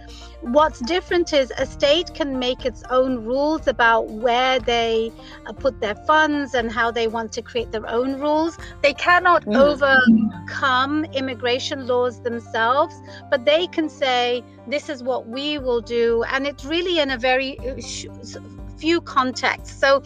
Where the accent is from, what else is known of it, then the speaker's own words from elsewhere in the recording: United Kingdom; moved away as an adult; now in Washington State, United States; And I moved from the United Kingdom. So anybody who is tuning into my accent, I wasn't born here.